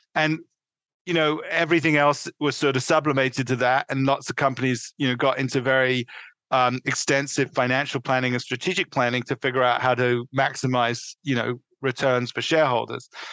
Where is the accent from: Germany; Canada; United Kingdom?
United Kingdom; London; moved away as an adult; also born or lived in New York City; now in Connecticut, United States; I was born in the northeast London, uh, in a, in suburban London, let's put it, and I grew up uh, through undergraduate living uh, in England